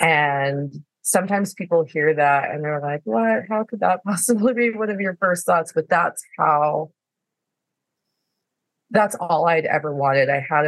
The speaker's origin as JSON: {"language": "English", "region": "California", "country": "United States", "tie": "born there", "said": "I am a military brat. Actually, my dad was in the Navy. I was born in California. I lived lots of places."}